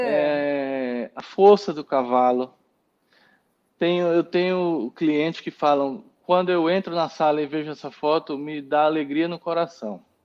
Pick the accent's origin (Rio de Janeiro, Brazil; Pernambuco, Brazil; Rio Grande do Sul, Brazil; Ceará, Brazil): Pernambuco, Brazil; Recife; now in São Paulo, Brazil; Sempre tive cavalo lá em Recife, eu sou pernambucano